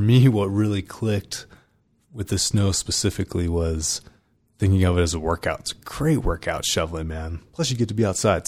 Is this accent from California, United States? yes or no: yes; California, United States; moved away; I grew up in California